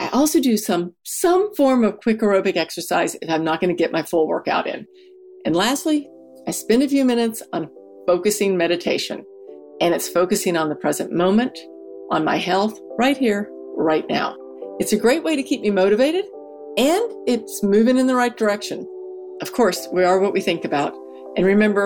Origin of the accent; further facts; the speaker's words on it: Texas, United States; I'm from Texas